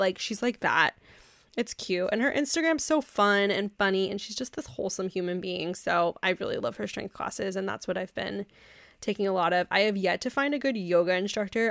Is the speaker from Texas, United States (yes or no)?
yes; Texas, United States; I grew up in Texas